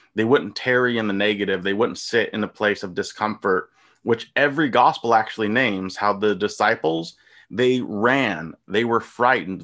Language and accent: English; United States; I'm American. I'm from the country